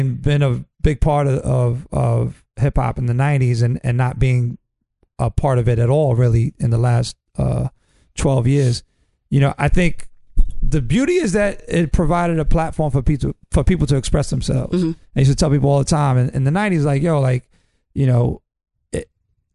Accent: New York City, New York, United States; I grew up in the Upper West Side

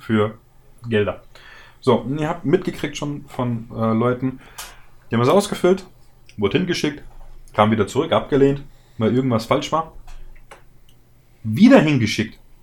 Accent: Germany; bei uns in Deutschland

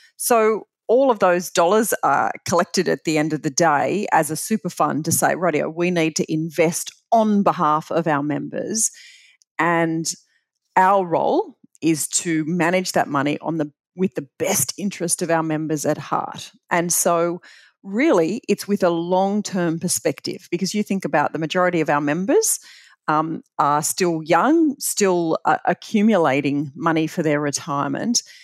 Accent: Bathurst, New South Wales, Australia; growing up in Bathurst was just, uh, phenomenal

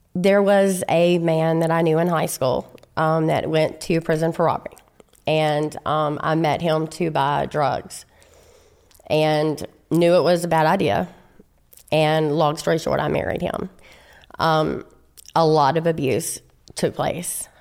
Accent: Shreveport, Louisiana, United States; I'm from Shreveport, Louisiana, and I'm an only child

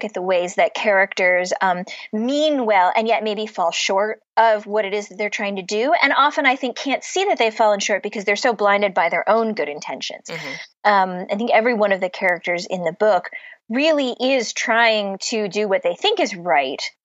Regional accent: Cleveland, Ohio, United States; moved away as an adult; also born or lived in Pittsburgh, Pennsylvania; now in Boston, United States; But I grew up in Cleveland, which is right on Lake Erie. I was born in Pittsburgh

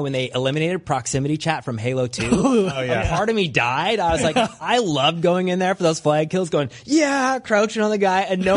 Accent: Canada; I am Canadian

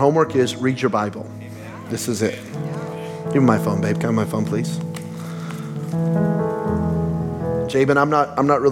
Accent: Belen, New Mexico, United States; moved away; we're from Belen, New Mexico, y'all. Trailer park kids

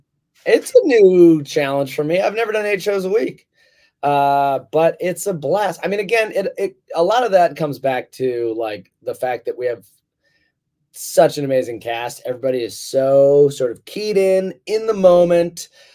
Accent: United Kingdom; or like something on the telly, which I say because I'm British, you know, that's also its own beast.

